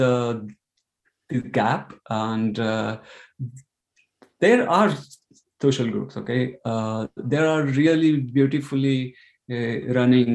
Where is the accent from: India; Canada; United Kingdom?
India; moved away as an adult; now in Ireland; So I'm from India, and I'm living in Ireland for 9 years.